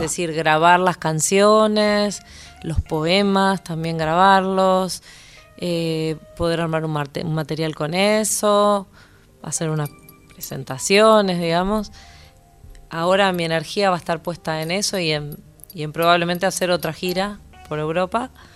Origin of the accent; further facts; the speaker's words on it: Zárate, Buenos Aires Province, Argentina; now in Buenos Aires, Argentina; mi barrio en Zárate